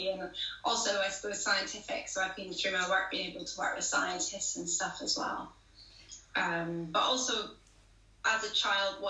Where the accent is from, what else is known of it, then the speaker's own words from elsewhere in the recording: Belfast, Northern Ireland, United Kingdom; moved away; I grew up in Belfast in Northern Ireland.